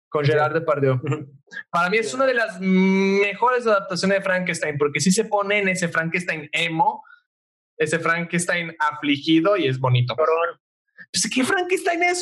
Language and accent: Spanish; Italy; moved away; yo soy italiano